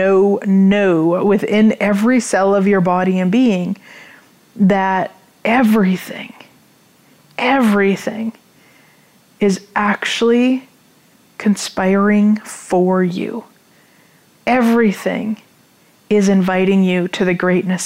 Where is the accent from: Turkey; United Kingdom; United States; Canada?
Canada; being a Canadian, living in Canada, everything is in both English and French